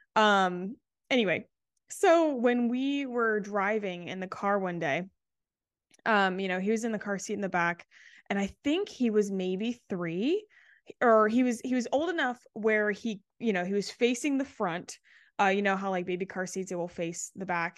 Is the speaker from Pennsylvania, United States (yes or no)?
no; Charleston, South Carolina, United States; born or raised there